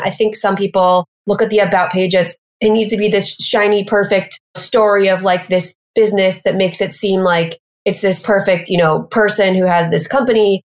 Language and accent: English; Missouri, United States; moved away as an adult; now in New York City, United States; I'm from the Midwest in Missouri. And I moved here.